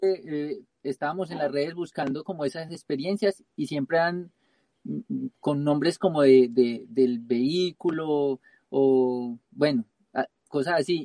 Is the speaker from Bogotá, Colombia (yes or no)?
no; Pereira, Risaralda, Colombia; moved away; yo soy de Colombia, soy de la región del eje cafetero, de la ciudad de Pereira